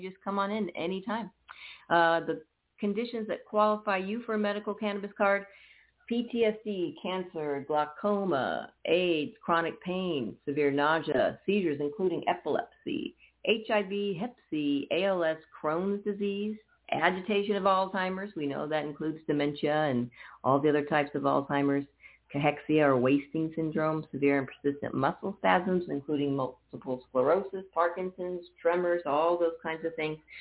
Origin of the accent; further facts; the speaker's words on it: Napa, California, United States; also born or lived in Oakland; now in Arizona, United States; I was born in Oakland, raised in Napa. So I'm a Bay Area girl myself